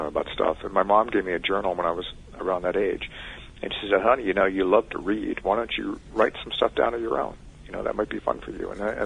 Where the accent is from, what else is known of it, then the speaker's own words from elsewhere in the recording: Richmond, Virginia, United States; I grew up in Richmond, Virginia